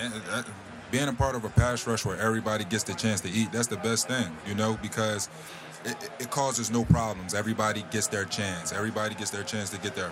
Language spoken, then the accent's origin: English; Philadelphia, Pennsylvania, United States; playing for my hometown team